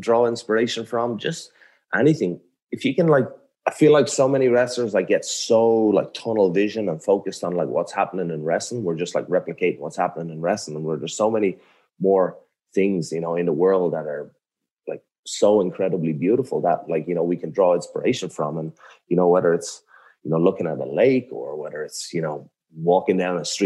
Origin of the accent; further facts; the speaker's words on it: Ireland; I'm like from a small, like little fishing village in Ireland.